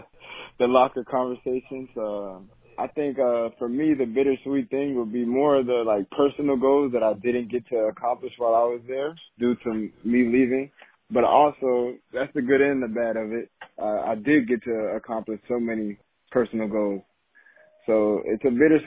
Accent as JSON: {"language": "English", "town": "Miami Gardens", "region": "Florida", "country": "United States", "tie": "born or raised there", "said": "coming from the area that I grew up in Miami Gardens"}